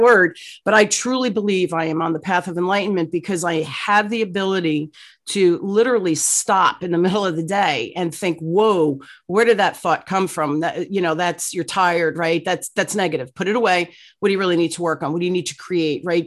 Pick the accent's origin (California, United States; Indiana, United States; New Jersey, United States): New Jersey, United States; Newark; I grew up in Newark, New Jersey, um, during the riot